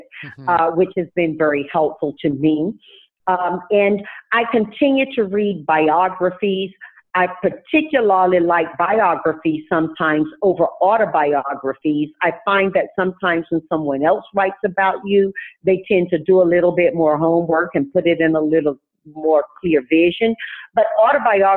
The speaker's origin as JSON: {"language": "English", "town": "Tarboro", "region": "North Carolina", "country": "United States", "tie": "born or raised there", "moved": "yes", "lives_now": "California, United States", "said": "when I grew up in Tarboro, North Carolina, we didn't have a library on my side of town."}